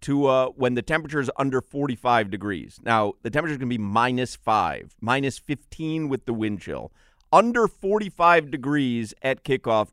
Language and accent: English; Chicago, Illinois, United States; I grew up in Chicago